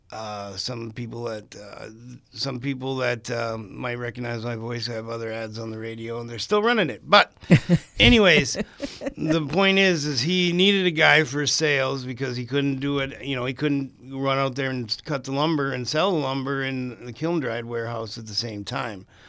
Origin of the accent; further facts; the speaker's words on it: International Falls, Minnesota, United States; moved away; also born or lived in Twin Cities, Minnesota; I'm originally from International Falls, Minnesota. I came up, I, I was actually born in the Twin Cities, but I came up here